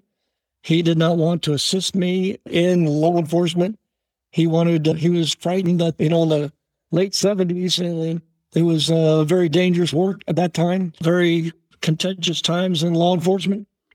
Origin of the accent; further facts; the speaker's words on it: Oakland, California, United States; also born or lived in San Leandro, California / Hayward, California; now in Castro Valley, United States; Born and raised in the city of Oakland